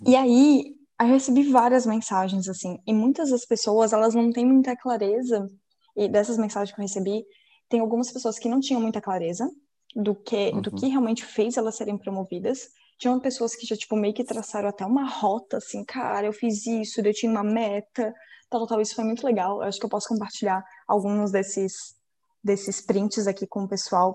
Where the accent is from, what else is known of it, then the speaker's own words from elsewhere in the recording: Florianópolis, Santa Catarina, Brazil; also born or lived in Joaçaba, Santa Catarina; Eu nasci em Joaçaba, que é uma cidade em Santa Catarina, que fica mais. é meio oeste, assim, de Santa Catarina. E daí eu vim para Floripa com, na verdade, 40 dias de vida